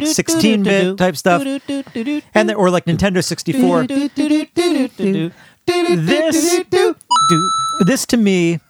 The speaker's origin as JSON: {"language": "English", "region": "New Jersey", "country": "United States", "said": "Oh, and that's my state."}